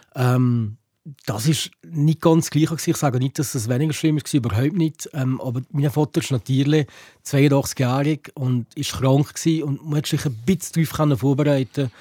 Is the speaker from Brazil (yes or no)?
no; Valais, Switzerland; hier bei uns im Wallis